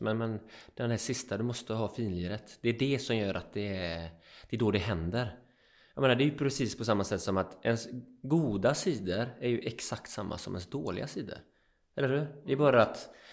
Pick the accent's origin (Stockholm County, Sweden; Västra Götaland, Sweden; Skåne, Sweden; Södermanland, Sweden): Västra Götaland, Sweden; Öckerö; also born or lived in Jämtland; bo på en ö, Öckerö, som jag är uppväxt på, och i Jämtland